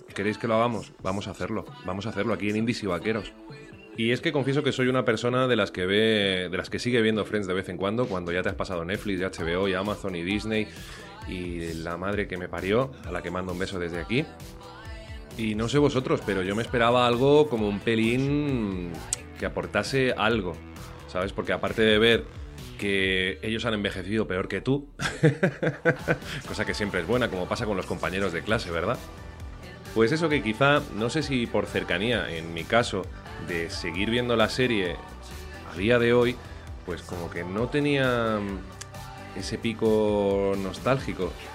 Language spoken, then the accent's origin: Spanish; Valencian Community, Spain; voy a tirar más para mi tierra. Entonces nos vamos a ir a Valencia